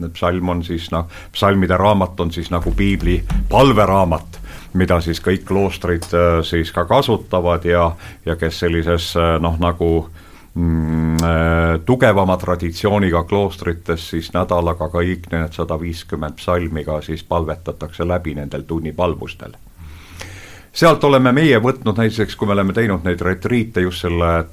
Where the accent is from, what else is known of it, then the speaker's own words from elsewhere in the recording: Estonia; ma olen Eestist